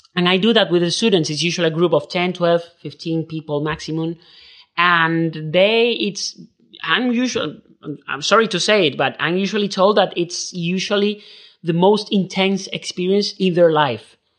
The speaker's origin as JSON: {"language": "English", "town": "Seville", "region": "Andalusia", "country": "Spain", "second_language": "English", "said": "I'm from Spain. I'm from Sevilla. I was born in nineteen ninety-three."}